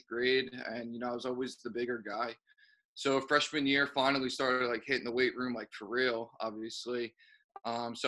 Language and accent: English; Ewing, New Jersey, United States; moved away as an adult; now in New York City, United States; I'm from Ewing